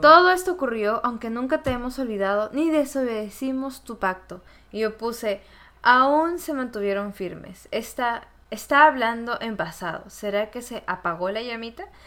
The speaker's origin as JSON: {"language": "Spanish", "country": "Peru", "tie": "born or raised there", "moved": "yes", "said": "a ese país que me recibió, que me vio crecer, Perú"}